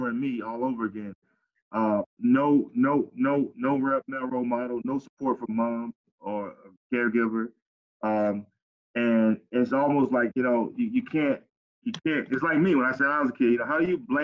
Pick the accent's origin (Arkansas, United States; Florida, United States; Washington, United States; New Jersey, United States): Florida, United States; Pompano Beach; Growing up in Cali City, Pompano